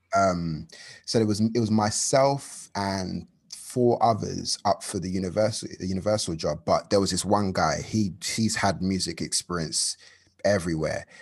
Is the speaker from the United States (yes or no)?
no; London, United Kingdom; I'm from London, uh, from a borough called Hackney, um, the best borough in the world